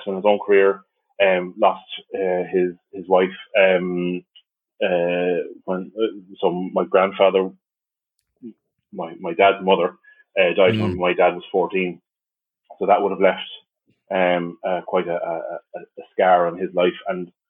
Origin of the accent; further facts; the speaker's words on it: the Midlands of Ireland, Ireland; moved away as an adult; also born or lived in Limerick, Ireland; now in Dublin, Ireland; I hail from the Midlands of Ireland. Grew up there through most of my life.